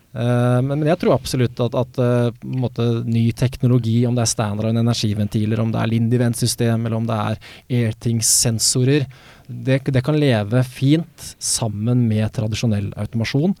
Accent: Sandefjord, Vestfold, Norway; moved away; also born or lived in Oslo; Jeg flytta jo fra Oslo hjem til Sandefjord, der jeg er fra, for, for fire år siden

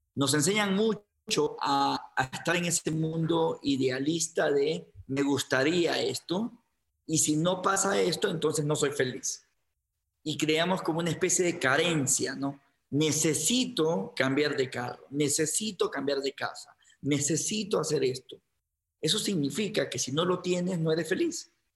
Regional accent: Guayaquil, Guayas, Ecuador; moved away as an adult; now in Quito, Ecuador; en Guayaquil, que es de donde me, en donde me crié, en Ecuador

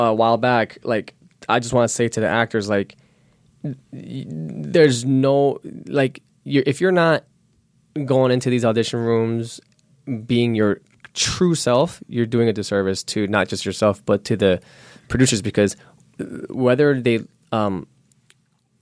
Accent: New York City, New York, United States; accent: New York; moved away; I'm born and raised in Queens, New York, so when I talk, I have a New York accent that comes out sometimes

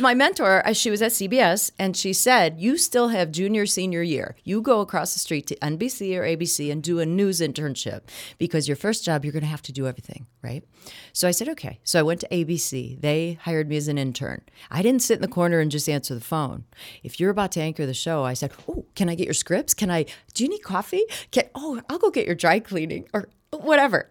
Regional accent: Kenosha, Wisconsin, United States; moved away as an adult; also born or lived in Florida; I grew up in Kenosha, Wisconsin, watching Milwaukee and Chicago T V.

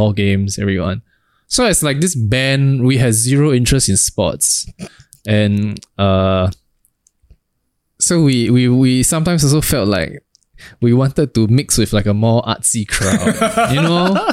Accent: Singapore; we're from Singapore

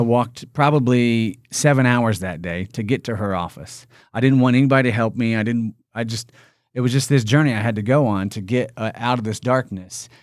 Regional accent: Indiana, United States; I'm from Indiana. I'm born and raised in Indiana

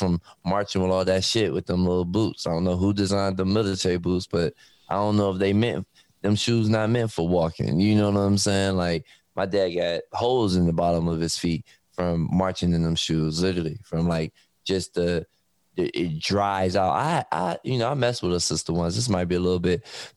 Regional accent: Detroit, Michigan, United States; I'm from Detroit. So growing up, everybody worked for Ford, Chrysler.

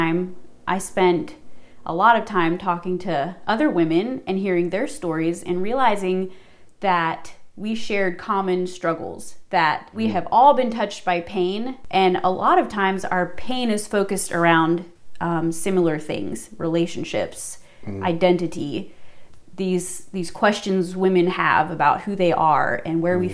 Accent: Tennessee, United States; moved away as an adult; now in South Boston, Virginia, United States; I grew up in Tennessee for 17 years of my life, lived there

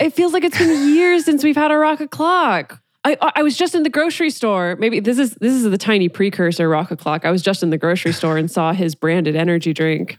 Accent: California, United States; when I was growing up in California

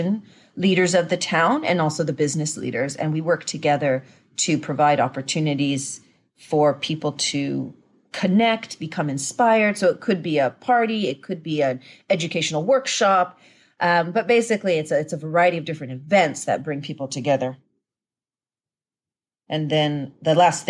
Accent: Japan; We grew up in Japan

